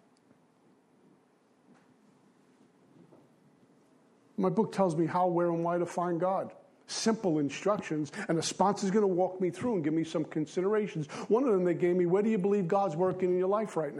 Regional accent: New York City, New York, United States; I grew up in Bensonhurst, Brooklyn

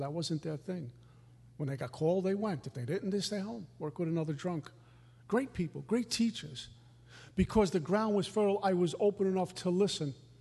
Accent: New York City, New York, United States; also born or lived in Minnesota; I was a new kid, a punk from Brooklyn.

